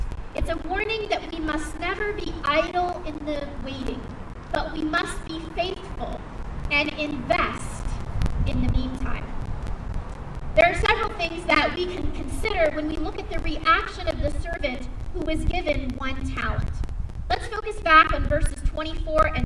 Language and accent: English; West Coast, United States; moved away as an adult; I grew up with on the West Coast